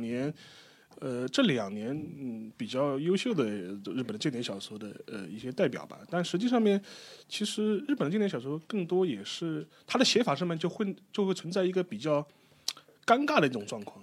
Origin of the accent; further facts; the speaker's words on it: China; 我们中国人